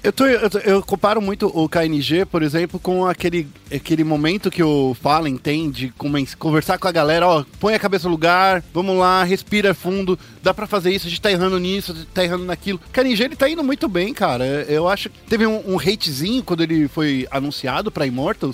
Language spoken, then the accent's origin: Portuguese; Brazil; a gente é, é brasileiro